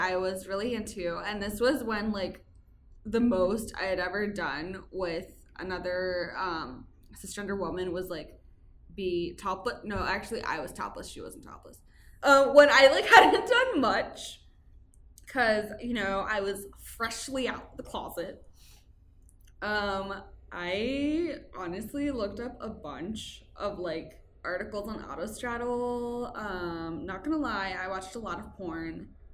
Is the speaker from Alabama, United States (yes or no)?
no; Texas, United States; I grew up in Texas